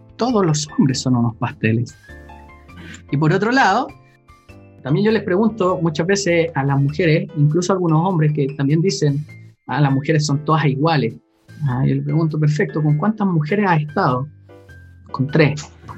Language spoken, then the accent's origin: Spanish; Chile; cuando era chico acá en Chile